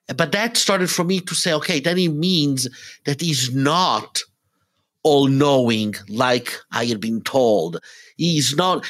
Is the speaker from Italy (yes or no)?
yes; Italy; English is a second language; moved away as an adult; also born or lived in Israel; now in Atlanta, United States; I was born in Italy, but when I was three months old, my parents and I, and actually, you know, uh, we, we moved to Israel for a few years. So I had, mm, the, the initial years of my life were in Israel. Then we went back to Italy